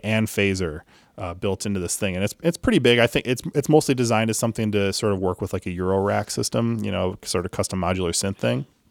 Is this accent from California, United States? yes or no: no; Chicago, Illinois, United States; growing up in Chicago